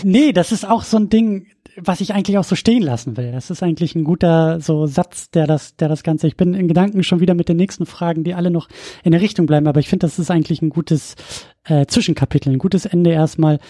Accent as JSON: {"language": "German", "town": "Husum", "region": "Schleswig-Holstein", "country": "Germany", "tie": "born or raised there", "said": "weil das äh, meine Heimatregion ist"}